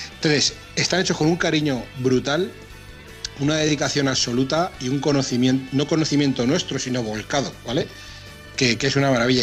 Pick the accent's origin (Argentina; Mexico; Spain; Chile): Spain; Castilla-La Mancha; como buen manchego